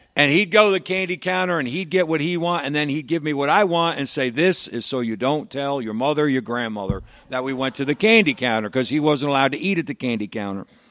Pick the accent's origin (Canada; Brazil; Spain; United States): United States; New York; I'm a New Yorker. I live in New York